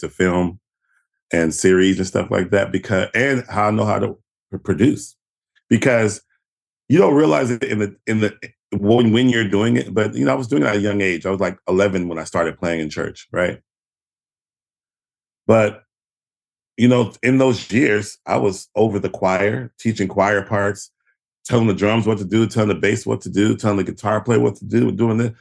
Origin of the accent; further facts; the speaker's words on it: Houston, Texas, United States; moved away as an adult; also born or lived in New York; I come from Houston